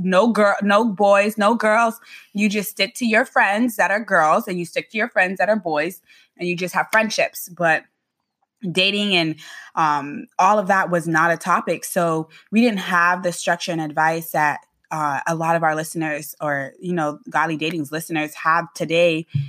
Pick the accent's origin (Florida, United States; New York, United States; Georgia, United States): Florida, United States; Boynton Beach; now in Tampa, United States; I, uh, am born and raised in Boynton Beach, Flor-, Florida